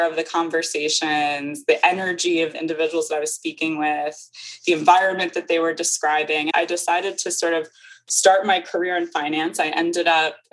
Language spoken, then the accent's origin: English; Wilmington, Delaware, United States; now in New York, United States; I grew up in Wilmington, Delaware